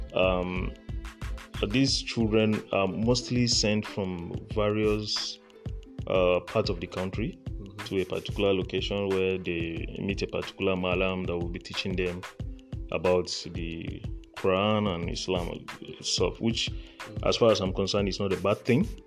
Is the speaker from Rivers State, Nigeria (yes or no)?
no; Borno, Nigeria; I'm actually from Borno State, so uh, I'm a northerner to the core.